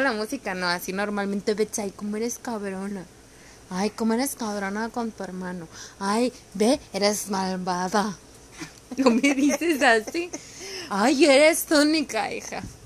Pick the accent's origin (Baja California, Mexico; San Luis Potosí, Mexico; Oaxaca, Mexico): Baja California, Mexico; Mexicali; Yo soy de Mexicali